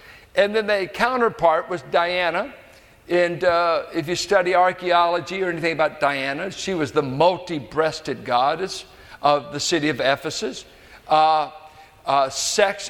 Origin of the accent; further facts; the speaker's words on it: United States; I am an American